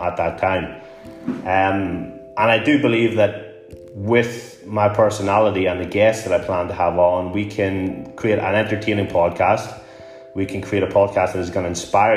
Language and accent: English; Newry, Northern Ireland, United Kingdom; moved away as an adult; also born or lived in Glasgow; my hometown of Newry in Northern Ireland